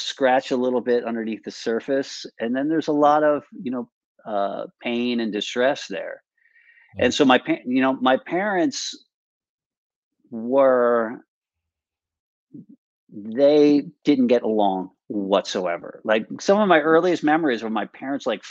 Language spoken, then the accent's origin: English; Westchester, New York, United States; also born or lived in New Rochelle, New York; I grew up in Westchester.